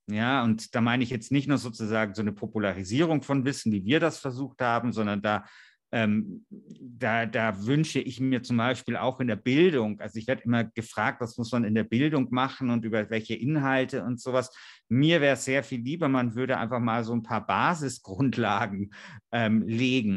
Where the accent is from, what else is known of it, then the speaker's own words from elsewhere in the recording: Bavaria, Germany; in Georgensgmünd bei uns in Bayern